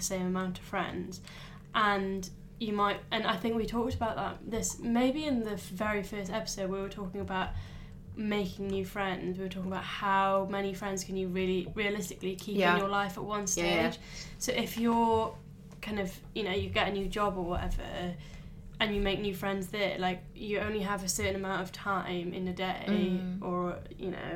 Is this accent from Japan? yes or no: no; Wales, United Kingdom; I'm a Welsh girl